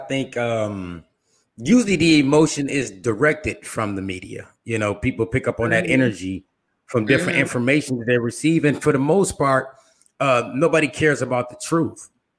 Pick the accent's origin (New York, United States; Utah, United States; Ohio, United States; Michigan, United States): Michigan, United States; Flint; moved away as an adult; now in Atlanta, United States; I'm from Michigan, okay? I'm born and raised in Michigan, from Flint, Michigan at that. I moved down here because of the water crisis.